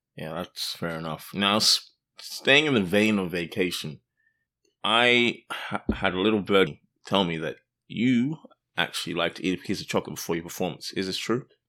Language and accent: English; Australia; moved away; I grew up in Australia, as you may have guessed from the accent.